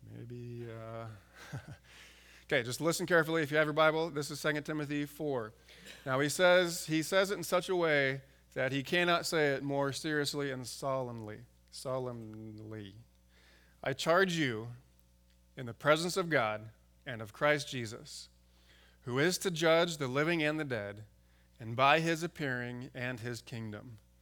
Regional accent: San Diego, California, United States; now in Alaska, United States; I grew up in San Diego

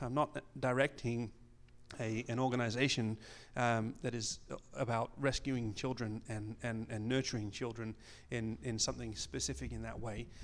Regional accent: England, United Kingdom; moved away as an adult; also born or lived in Colorado, United States / Austria / Germany; now in Peru; I was born in Colorado, so I have an American passport. I grew up in England.

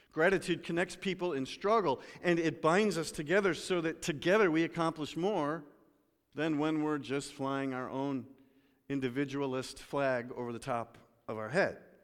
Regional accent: United States; I'm an American.

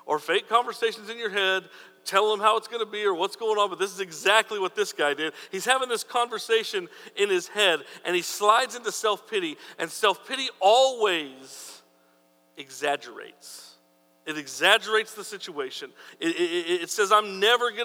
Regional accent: New Mexico, United States; I'm from New Mexico

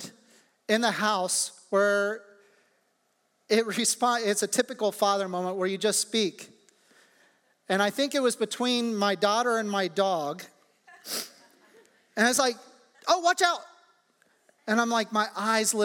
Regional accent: Midwest, United States; moved away; the natural response of everybody in my hometown would be to turn on the radio and see where the tornado actually touched down

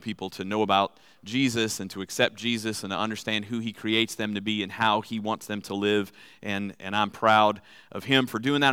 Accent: New Orleans, Louisiana, United States; accent: Cajun; now in Texas, United States; I'm originally from Louisiana

